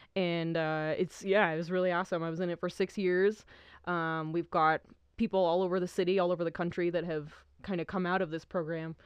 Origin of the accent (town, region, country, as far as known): New Mexico, United States; born or raised there; also born or lived in Idaho